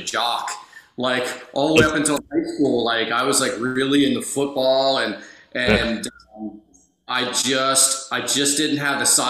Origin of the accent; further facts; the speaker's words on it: Philadelphia, Pennsylvania, United States; now in Orlando, United States; I'm from Philadelphia originally.